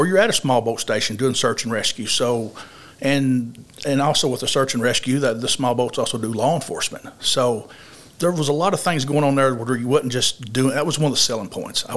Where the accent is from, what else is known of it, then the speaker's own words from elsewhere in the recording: Paragould, Arkansas, United States; I'm from Paragold, went to school, graduated from Greene County Tech